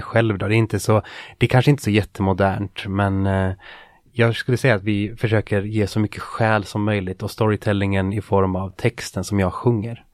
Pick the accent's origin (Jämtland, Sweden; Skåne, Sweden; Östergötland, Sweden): Jämtland, Sweden; moved away; det är Jämtland egentligen, där jag är ifrån